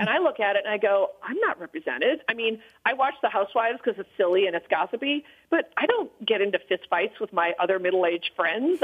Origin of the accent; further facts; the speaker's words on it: Illinois, United States; when I was growing up in Illinois